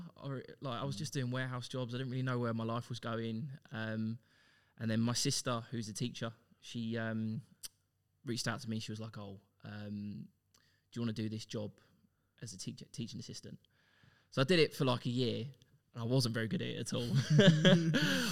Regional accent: Luton, East of England, United Kingdom; moved away as an adult; now in Melbourne, Australia; Luton if you pronounce your T's properly. Multiple times voted the worst place to live in the UK. So as you can imagine, quite a rough upbringing

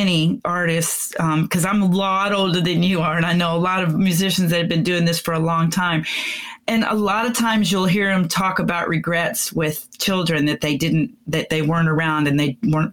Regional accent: Pensacola, Florida, United States; now in Texas, United States; I was born in Texas, but I grew up in Pensacola area

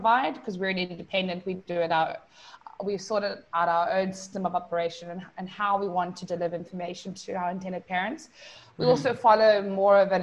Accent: South Africa; now in Puerto Rico; I am originally from South Africa

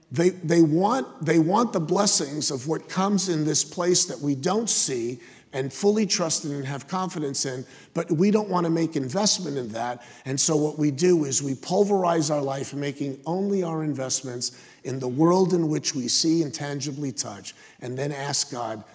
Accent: United States; I'm true blue. I'm American.

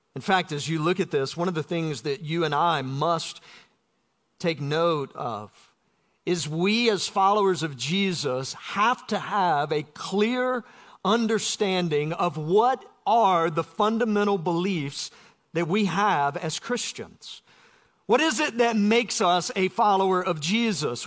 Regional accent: South Georgia, United States; Growing up in South Georgia

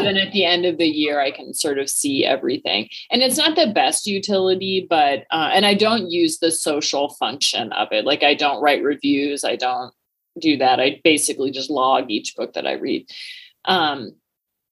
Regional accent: Washington, United States; I grew up in Washington State

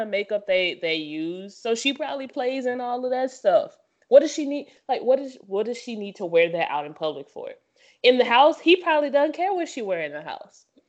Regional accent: the South, United States; I'm from the South

